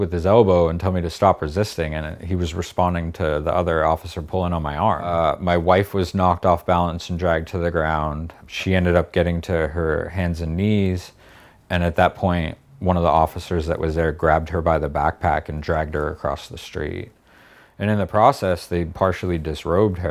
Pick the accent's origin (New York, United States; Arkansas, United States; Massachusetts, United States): Massachusetts, United States; Boston; I did grow up in a very white, privilegey place. I'm Irish and I'm from Boston.